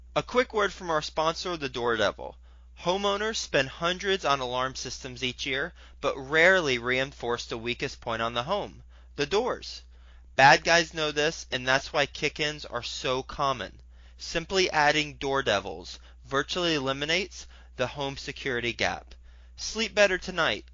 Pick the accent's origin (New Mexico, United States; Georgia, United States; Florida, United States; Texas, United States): Texas, United States; Fort Worth; I'm from Fort Worth, Texas